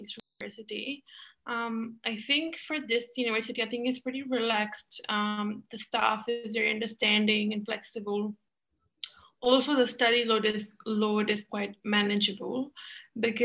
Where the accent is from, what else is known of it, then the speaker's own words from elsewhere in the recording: Pakistan; moved away as an adult; now in Australia; I'm originally from Pakistan.